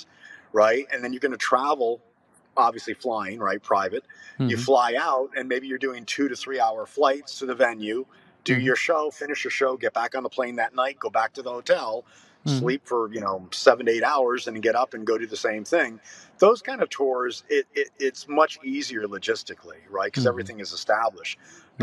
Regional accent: United States; we're from the United States

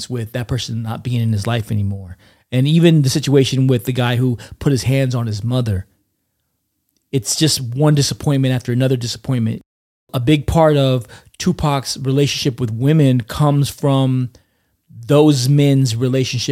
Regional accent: California, United States; I grew up in California, and where I grew up, there was one radio station that played hip hop on Sundays

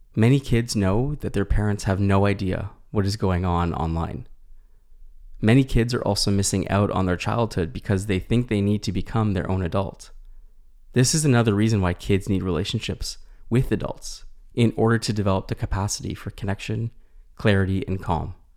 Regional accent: Canada; as a Canadian clinician

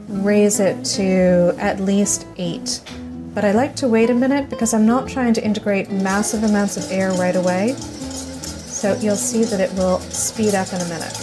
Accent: Paris, Île-de-France, France; growing up in Paris

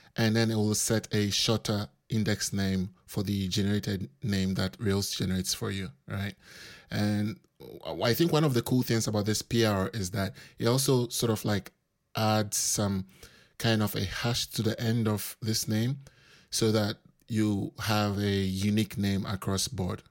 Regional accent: Accra, Greater Accra, Ghana; moved away as an adult; now in Wrocław, Poland; I'm originally from Accra, Ghana

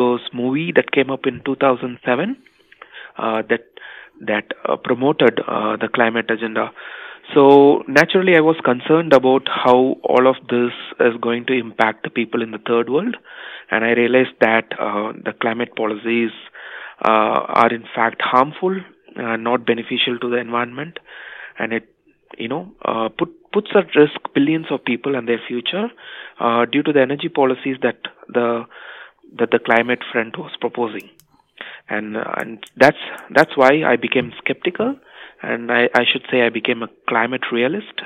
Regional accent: India; moved away as an adult; also born or lived in United Kingdom; I was born and raised in India

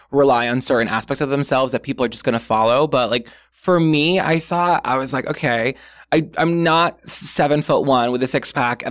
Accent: New Bedford, Massachusetts, United States; I'm from New Bedford.

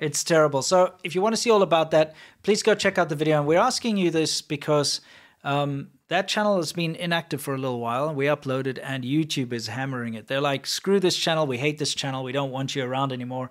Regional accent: South Africa; moved away; I'm from South Africa

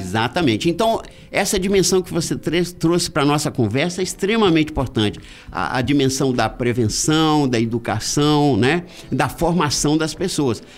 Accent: Guaçuí, Espírito Santo, Brazil; eu sou de Guaçuí

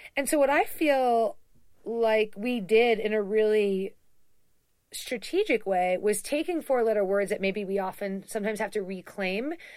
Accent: East Coast, United States; we're both from the East Coast

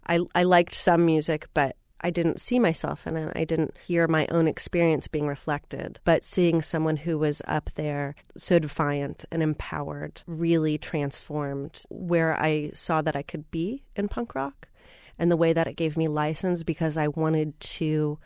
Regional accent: Minneapolis, Minnesota, United States; Growing up in Minneapolis, I was reading a lot of the local press about one of my favorite bands … I was in all of ninth grade

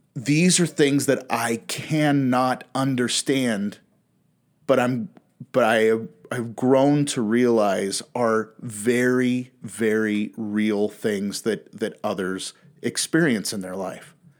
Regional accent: Pacific Northwest, United States; also born or lived in Western United States; I was born and raised in the Pacific Northwest

